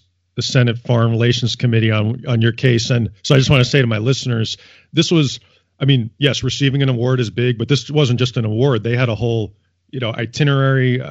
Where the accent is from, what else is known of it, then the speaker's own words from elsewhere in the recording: United States; I'm like most Americans